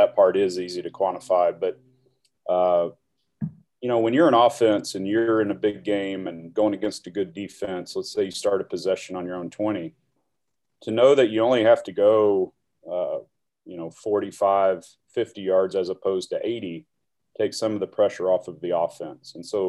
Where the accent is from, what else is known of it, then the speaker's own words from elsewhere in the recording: Dallas, Texas, United States; a kid growing up in Dallas